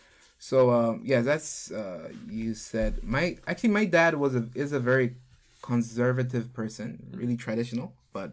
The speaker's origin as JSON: {"language": "English", "country": "Ghana", "tie": "born or raised there", "also_born_or_lived": "Jinhae, South Korea", "moved": "as an adult", "lives_now": "South Korea", "said": "so I was born in Korea in a small city called Chinhae. I don't know if you know about it. It's a small city of the southern part. I lived there until I was 4, and I moved to Ghana. I lived there until I was 19, 20, and I came back to Korea."}